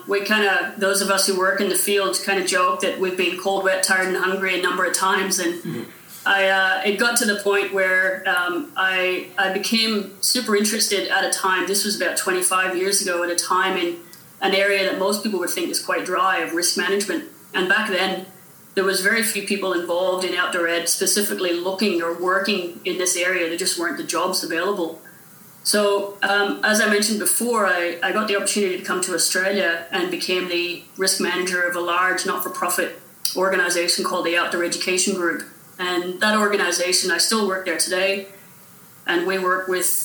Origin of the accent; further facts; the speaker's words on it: Northern Ireland, United Kingdom; moved away as an adult; also born or lived in United States / Wales / Canada; I grew up in Northern Ireland during the Troubles